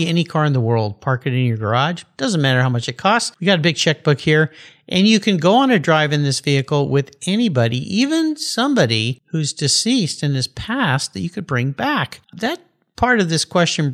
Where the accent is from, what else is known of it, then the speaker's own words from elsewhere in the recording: San Diego, California, United States; I grew up in Southern California. I was a surfer kid. And a friend of mine's dad was a member of the original Pump House Gang in Wind and Sea in La Jolla, where I grew up.